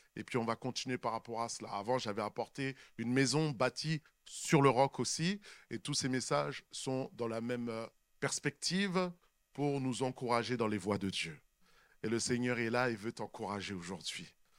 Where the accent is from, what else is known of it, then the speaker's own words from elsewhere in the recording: Sainte-Anne, Guadeloupe; moi je suis de Sainte-Anne